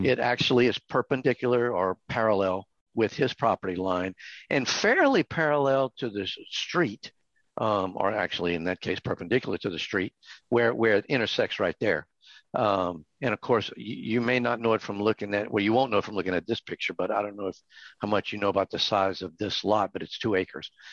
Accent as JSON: {"language": "English", "region": "South Louisiana", "country": "United States", "moved": "yes", "lives_now": "Hot Springs Village, United States", "said": "I'm from South Louisiana"}